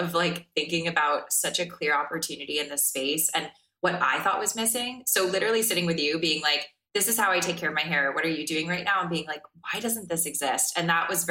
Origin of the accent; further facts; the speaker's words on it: South Florida, United States; I even remember being like the weirdo kid growing up in South Florida